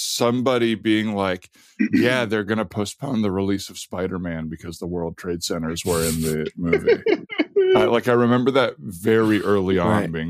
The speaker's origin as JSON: {"language": "English", "town": "Tucson", "region": "Arizona", "country": "United States", "tie": "born or raised there", "moved": "yes"}